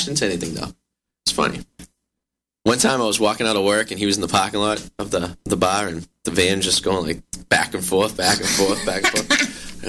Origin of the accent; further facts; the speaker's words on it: Revere, Massachusetts, United States; I'm from Revere. Revere's like Staten Island.